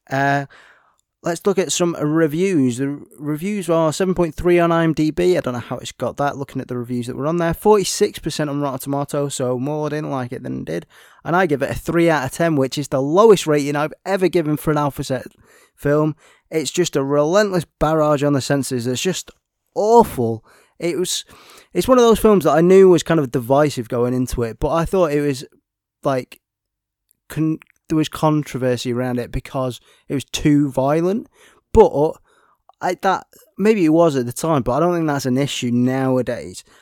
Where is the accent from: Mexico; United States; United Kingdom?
United Kingdom; We're British